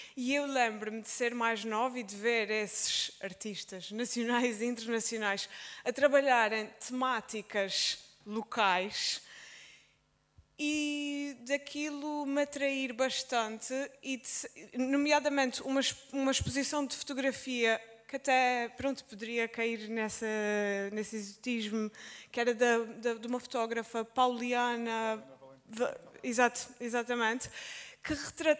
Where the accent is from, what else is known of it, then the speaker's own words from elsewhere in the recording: Azores, Portugal; accent: Azorean; o sítio onde eu cresci